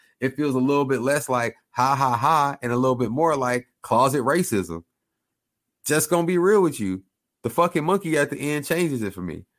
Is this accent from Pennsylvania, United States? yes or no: no; Oklahoma, United States; I grew up in Oklahoma